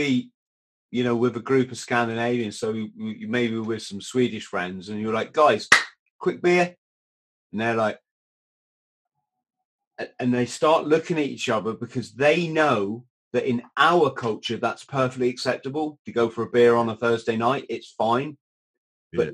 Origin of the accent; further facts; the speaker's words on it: United Kingdom; The other thing, which especially as a Brit, which is quite interesting, is you don't drink during the week.